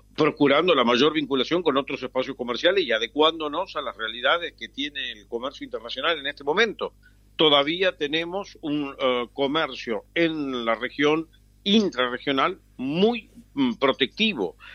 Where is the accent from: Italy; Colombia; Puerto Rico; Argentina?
Argentina; como argentino